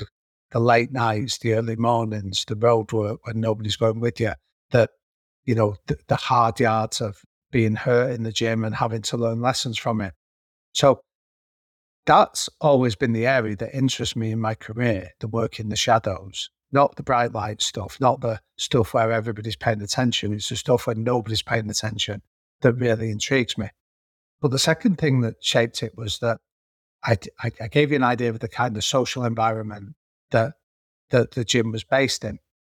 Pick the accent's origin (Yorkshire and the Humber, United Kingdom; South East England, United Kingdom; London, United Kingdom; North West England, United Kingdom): North West England, United Kingdom; Manchester; the area that I grew up in North Manchester, over the last 20 years, it's been categorized as being one of Europe's third poorest districts.